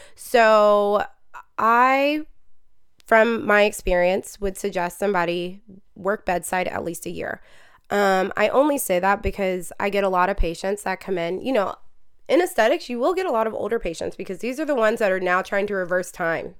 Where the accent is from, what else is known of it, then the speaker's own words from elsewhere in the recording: Marietta, Georgia, United States; I'm from Marietta, Georgia.